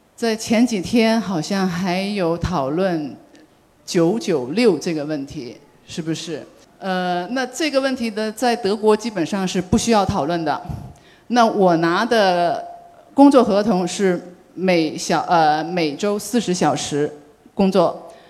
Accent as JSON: {"language": "Chinese", "town": "Guangzhou", "region": "Guangdong", "country": "China", "moved": "as an adult", "lives_now": "Germany", "said": "因为我作为是广州人，所以呢，我的亲人很多都是在美国东部，或者是在美国西部"}